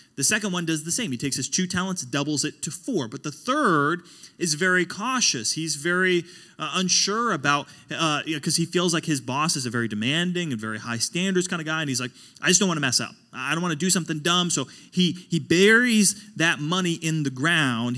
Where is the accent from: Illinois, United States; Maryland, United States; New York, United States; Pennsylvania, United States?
Pennsylvania, United States; Pittsburgh; now in Pensacola, United States; I come from Pittsburgh. That's where I grew up.